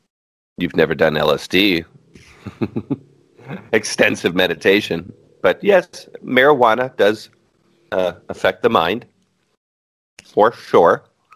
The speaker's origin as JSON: {"language": "English", "country": "United States", "said": "I was just a touch apologetic for being American"}